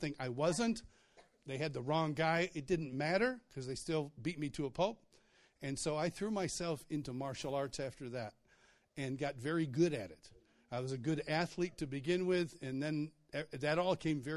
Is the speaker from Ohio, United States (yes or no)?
no; Rochester, New York, United States; I grew up in Rochester, New York.